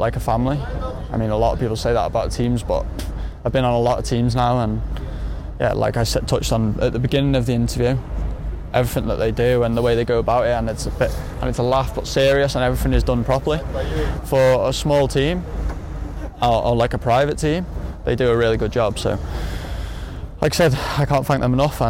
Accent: United Kingdom; being British

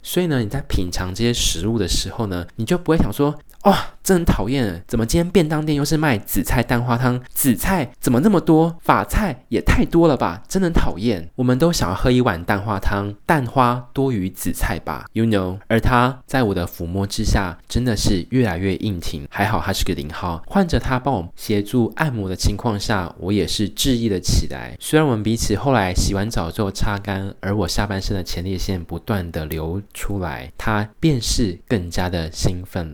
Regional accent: Tainan, Taiwan; moved away as an adult; now in Kaohsiung, Taiwan; 因为我是中华儿女府城的好媳妇的户籍哦，所以身为台南人

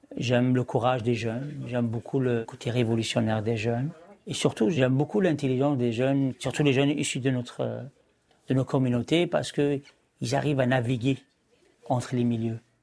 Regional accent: Algeria; also born or lived in France; now in Montreal, Canada; je suis un Algérien qui est en France

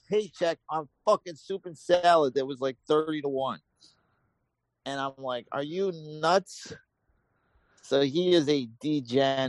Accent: New York, United States; moved away; I grew up in New York

